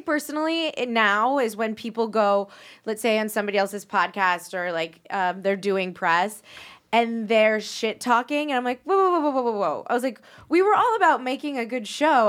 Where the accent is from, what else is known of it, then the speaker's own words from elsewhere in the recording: New Orleans, Louisiana, United States; I'm from New Orleans